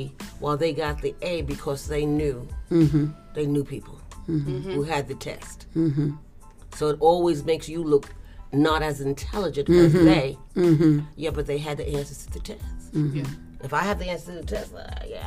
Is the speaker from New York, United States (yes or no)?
yes; New York City, New York, United States; I was raised in the Lower Bronx, Washington Avenue, Claremont Park, and then I moved to even more projects